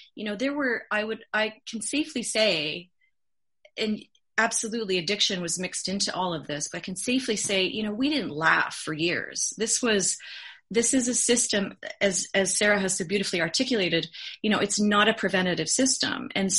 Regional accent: Canada; also born or lived in California; I'm a Canadian and an American citizen, and I absolutely loved the 22 years that I lived in California.

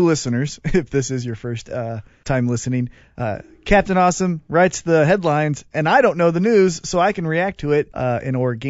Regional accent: Independence, Missouri, United States; That's my hometown.

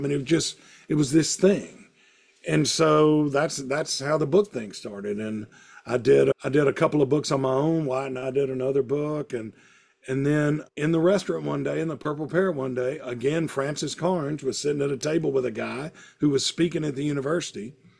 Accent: the South, United States; I would have stories about food in the South and growing up in the South, like I do in the column.

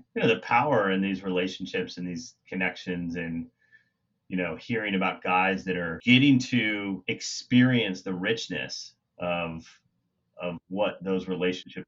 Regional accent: Kansas, United States; You know, I'm from Kansas. And when guys from, you know, my community, that where I grew up, join EVRYMAN

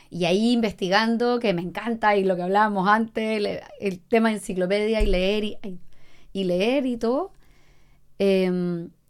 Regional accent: La Serena, Coquimbo, Chile; yo soy de La Serena, bueno, en La Serena había otro y fue como, wow, existen muchas causas

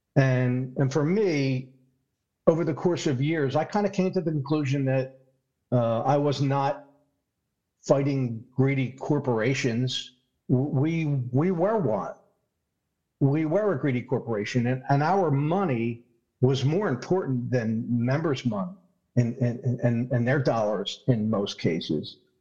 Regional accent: Philadelphia, Pennsylvania, United States; accent: Philadelphia; I'm from Philadelphia. That's my Philadelphia accent.

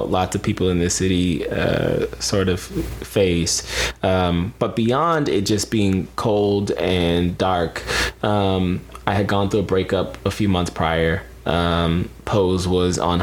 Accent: Pensacola, Florida, United States; also born or lived in Atlanta, Georgia; before my mom and I moved down to Pensacola, Florida, where I call my hometown, it's where I grew up. We moved there from the Atlanta area

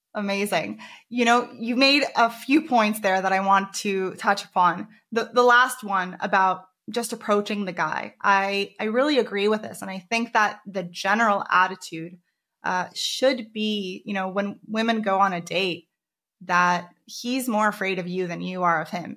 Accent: United States; moved away; I grew up in America for ten years

